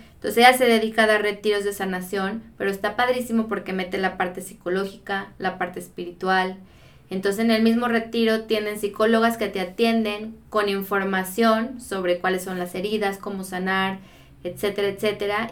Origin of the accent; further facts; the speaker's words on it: Guadalajara, Jalisco, Mexico; soy de acá de Guadalajara